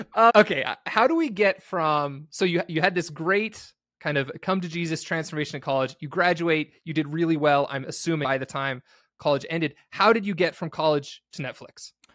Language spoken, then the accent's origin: English; St. George, Utah, United States; I grew up in Saint George, Utah, and it's kinda just outside of Vegas